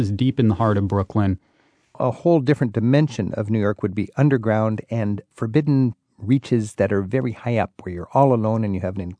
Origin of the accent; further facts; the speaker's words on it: Germany; Ich bin … aus Deutschland und ich reise mit Rick Steves. I'm … from Germany